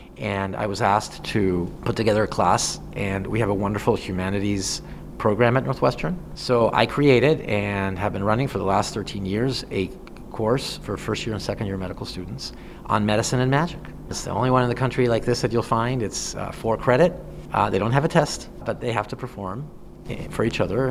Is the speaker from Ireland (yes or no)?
no; Mexico; now in Chicago, United States; I'm originally from Mexico